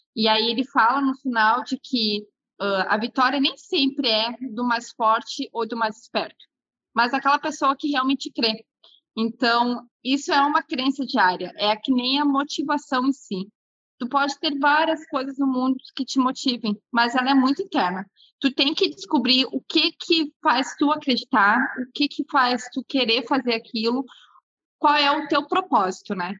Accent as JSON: {"language": "Portuguese", "town": "Porto Alegre", "region": "Rio Grande do Sul", "country": "Brazil", "tie": "born or raised there", "said": "eu nasci aqui no Rio Grande do Sul mesmo, nasci em Porto Alegre"}